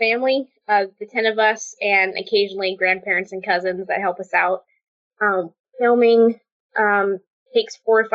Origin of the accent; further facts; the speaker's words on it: Portland, Oregon, United States; also born or lived in Albany, Oregon; I grew up in Portland, and until I was 8 years old, my dad worked at Intel